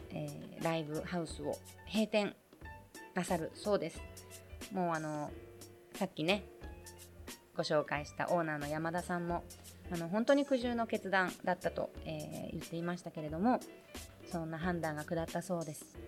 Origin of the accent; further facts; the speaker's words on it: Tokyo, Japan; 生まれ育ちそして今も一応拠点を置いています東京